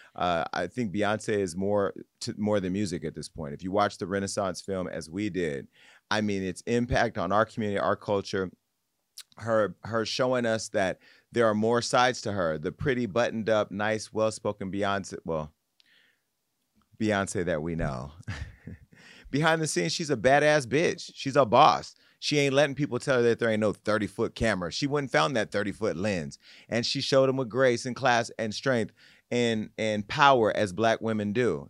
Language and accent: English; Stockton, California, United States; my little cousin who I grew up with on Scribner Street on the South Side